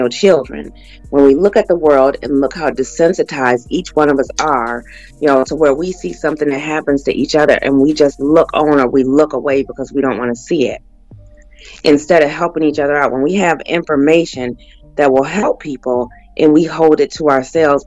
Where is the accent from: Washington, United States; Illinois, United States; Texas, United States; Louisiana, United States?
Illinois, United States; Rockford; I was raised in Illinois, a little town called Rockford, about 90 miles away from Chicago